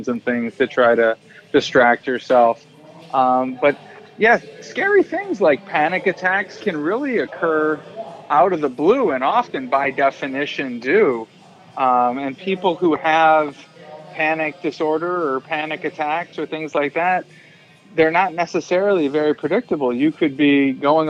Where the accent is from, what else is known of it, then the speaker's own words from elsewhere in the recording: Minnesota, United States; moved away; I'm from Minnesota.